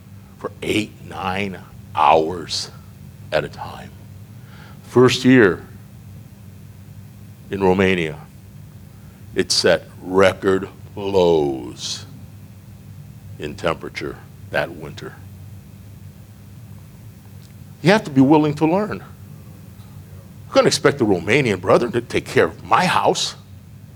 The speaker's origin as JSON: {"language": "English", "region": "Iowa", "country": "United States", "moved": "as an adult", "said": "I'm from Iowa, but I didn't live on the farm."}